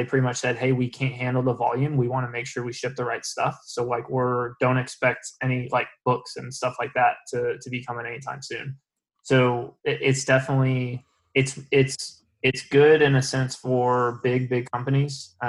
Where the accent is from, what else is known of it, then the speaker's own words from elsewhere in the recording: Dallas, Texas, United States; now in Orlando, United States; I'm from Dallas